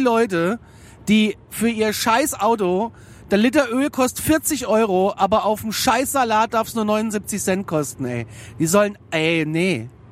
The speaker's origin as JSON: {"language": "German", "town": "Frankfurt", "region": "Hesse", "country": "Germany", "said": "bei uns in Frankfurt"}